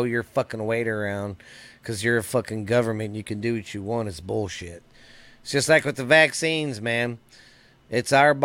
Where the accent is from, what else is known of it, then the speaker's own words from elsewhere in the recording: Mineral Wells, Texas, United States; my hometown here in Mineral Wells